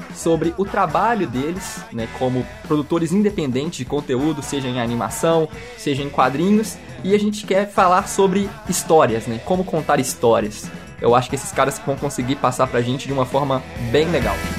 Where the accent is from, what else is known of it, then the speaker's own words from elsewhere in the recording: Belo Horizonte, Minas Gerais, Brazil; aqui em Belo Horizonte, nós somos de BH, Minas Gerais